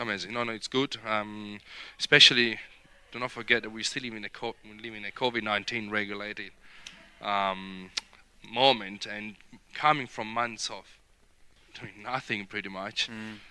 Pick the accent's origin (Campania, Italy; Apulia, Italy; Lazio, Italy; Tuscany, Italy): Lazio, Italy; Rome; accent: Italian; English is a second language; moved away as an adult; also born or lived in Verona area, Italy; now in King Valley, Australia; I was born in Rome